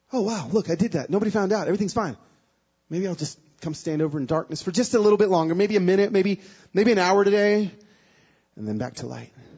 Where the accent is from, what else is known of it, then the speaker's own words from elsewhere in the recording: Pico Rivera, California, United States; moved away; also born or lived in Nashville, Tennessee; I was born in Pico Rivera in East Los Angeles